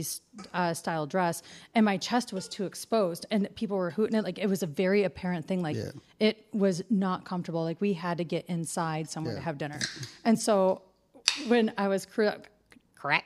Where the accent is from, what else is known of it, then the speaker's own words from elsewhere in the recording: Detroit, Michigan, United States; I'm from Detroit